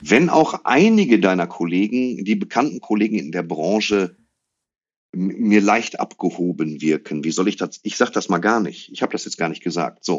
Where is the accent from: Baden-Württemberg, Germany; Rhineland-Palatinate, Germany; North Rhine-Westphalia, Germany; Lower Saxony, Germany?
North Rhine-Westphalia, Germany; Dortmund; now in Waltrop, Germany; ich bin in Ewing geboren worden, auf der Couch von meiner Oma